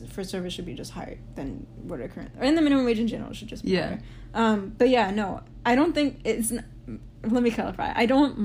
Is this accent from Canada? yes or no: no; Saudi Arabia; now in United States; I grew up in Saudi, but, like, moved here.